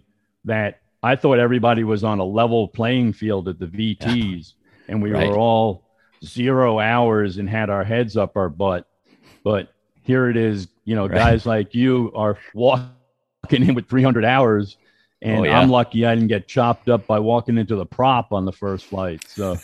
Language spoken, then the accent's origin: English; Long Island, New York, United States; I grew up in New York on Long Island